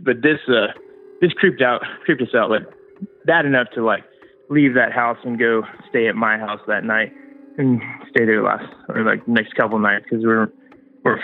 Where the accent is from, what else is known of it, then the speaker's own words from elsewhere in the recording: Los Angeles, California, United States; moved away as an adult; now in Charleston, United States; I grew up in Los Angeles, but been living here for past like 5 years